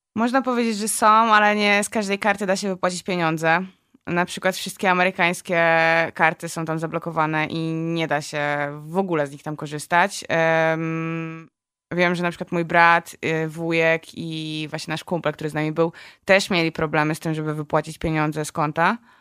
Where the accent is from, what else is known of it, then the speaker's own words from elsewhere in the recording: Poland; jesteśmy z Polski